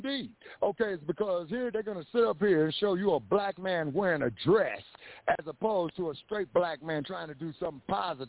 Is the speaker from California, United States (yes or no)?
yes; Los Angeles, California, United States; And I grew up in Los Angeles